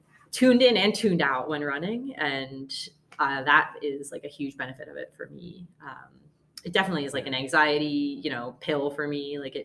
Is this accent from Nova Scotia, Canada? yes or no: yes; Halifax, Nova Scotia, Canada; moved away; also born or lived in Toronto; I'm from, well, Toronto originally, grew up mostly in Halifax.